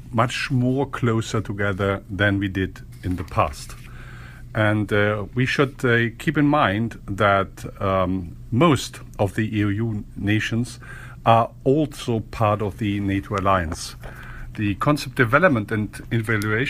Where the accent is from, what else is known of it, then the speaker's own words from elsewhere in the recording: Germany; As German, I'm a little bit, I'm from Germany